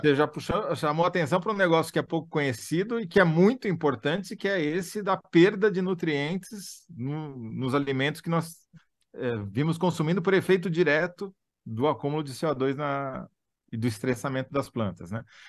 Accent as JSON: {"language": "Portuguese", "town": "Matão", "region": "São Paulo", "country": "Brazil", "said": "eu, como você, sou da Grande Matão, né? Ali no interior de São Paulo"}